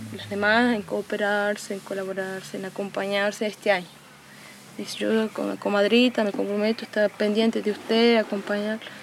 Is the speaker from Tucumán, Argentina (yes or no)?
yes; Amaicha del Valle, Tucumán, Argentina; nacida y criada aquí en Amaicha del Valle, la comunidad indígena